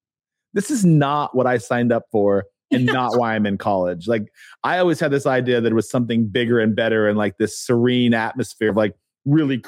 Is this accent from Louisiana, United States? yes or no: no; Pueblo, Colorado, United States; moved away as an adult; also born or lived in California / Connecticut; I went to school in Pueblo, Colorado, and in California, and I grew up in one of the poorest towns